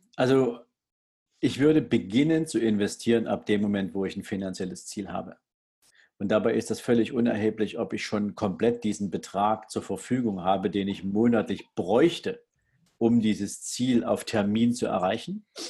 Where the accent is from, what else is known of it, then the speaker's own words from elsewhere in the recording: Germany; bei uns in Deutschland